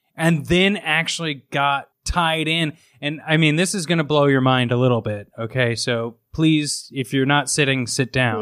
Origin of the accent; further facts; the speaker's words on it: Midwest, United States; a dumb kid growing up in the Midwest